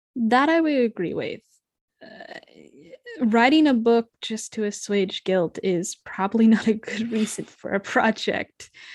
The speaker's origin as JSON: {"language": "English", "country": "United States", "tie": "born or raised there", "said": "I was certainly raised more American Irish"}